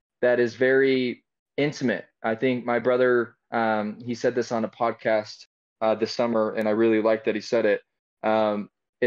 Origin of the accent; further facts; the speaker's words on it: Utah, United States; I was raised here in Utah